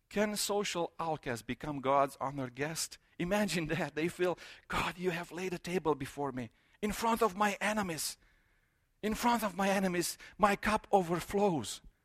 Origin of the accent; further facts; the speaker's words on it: Romania; moved away; I grew up in Romania